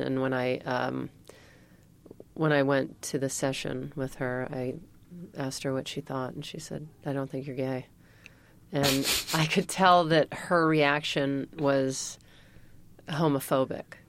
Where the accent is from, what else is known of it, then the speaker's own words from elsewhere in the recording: Mississippi, United States; moved away as an adult; now in California, United States; I'm from Mississippi